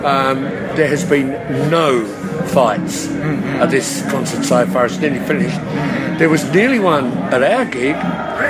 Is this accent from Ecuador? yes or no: no; Australia; I'm Australian